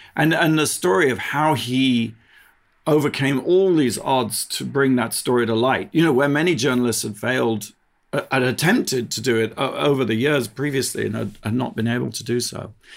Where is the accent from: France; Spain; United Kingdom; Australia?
United Kingdom; moved away as an adult; now in United States; I'm a British, originally British